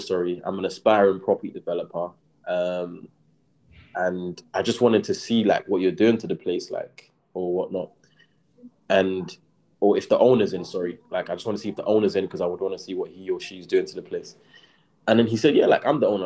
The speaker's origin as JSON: {"language": "English", "region": "London", "country": "United Kingdom", "tie": "born or raised there", "said": "I grew up in Brixton and yeah, I was still living kind of like around the area when I was that age"}